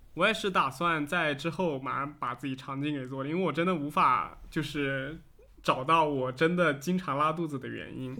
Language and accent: Chinese; Fujian, China; 因为我是福建这边人， 我们老家有一种食物叫光饼